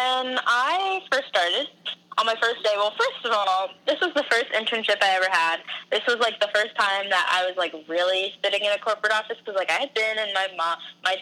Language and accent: English; United States; also born or lived in New Jersey; New Jersey. I'm from, like, both places, kind